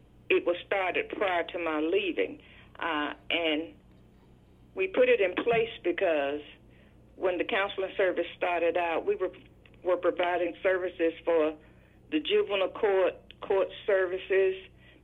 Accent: Brunswick, Georgia, United States; moved away as an adult; now in Atlanta, United States; I was raised in Brunswick

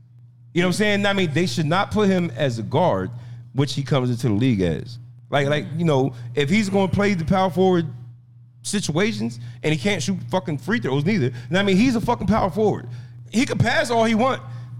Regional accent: New Jersey, United States; I'm from Jersey.

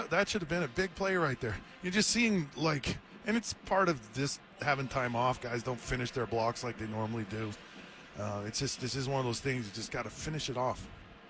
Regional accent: American Fork, Utah, United States; Fork, and I grew up in the Utah County.

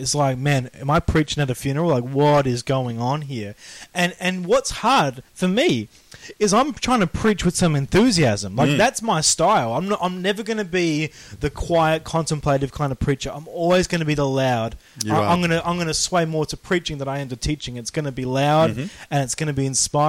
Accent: Australia; we're Australian

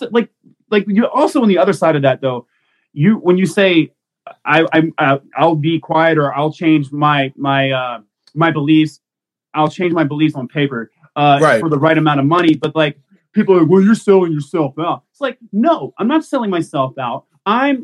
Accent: Mississippi, United States; also born or lived in Texas; now in Maryland, United States; I grew up in Mississippi

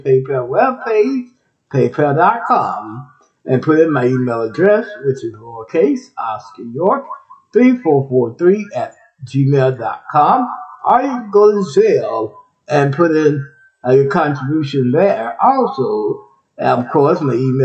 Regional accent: Texas, United States; also born or lived in Ohio; Texas, my home state, Texas.

